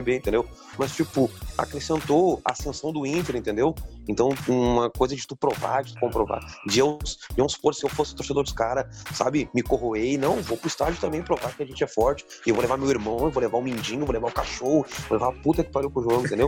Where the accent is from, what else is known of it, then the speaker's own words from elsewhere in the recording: Rio Grande do Sul, Brazil; na minha visão externa, né, como gaúcho